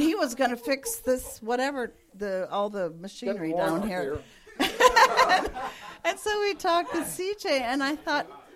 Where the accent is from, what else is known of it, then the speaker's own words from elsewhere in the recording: California, United States; also born or lived in Japan; We're from California